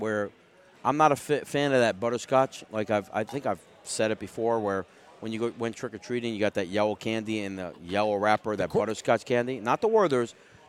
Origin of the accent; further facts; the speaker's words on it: New York, United States; New York, my home state